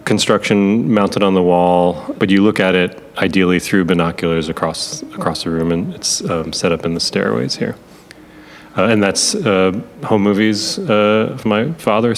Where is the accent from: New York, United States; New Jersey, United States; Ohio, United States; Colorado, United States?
New York, United States; Buffalo; I'm from Buffalo